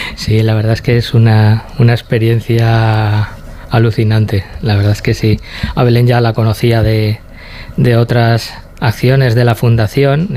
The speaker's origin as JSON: {"language": "Spanish", "town": "Tomelloso", "region": "Castilla-La Mancha", "country": "Spain", "said": "Nosotros somos de Tomelloso, de un pueblo de Ciudad Real"}